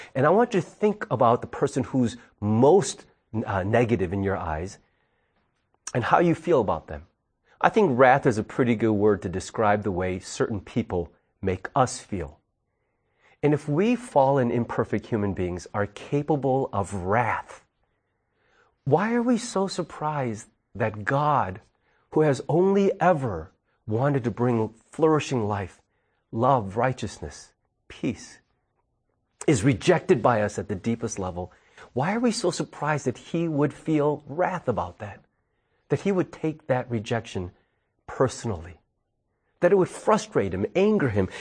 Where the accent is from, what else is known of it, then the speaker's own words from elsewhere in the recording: United States; we, though as American citizens, live here